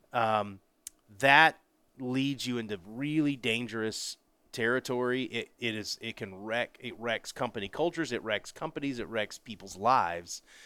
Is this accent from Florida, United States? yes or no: yes; Pensacola, Florida, United States; moved away; I grew up in very blue collar, Pensacola, Florida, great town, my hometown